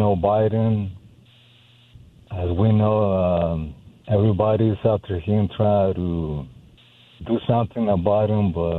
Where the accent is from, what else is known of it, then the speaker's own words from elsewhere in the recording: Mexico; English is a second language; moved away as an adult; now in Santa Clarita, United States; I'm from Mexico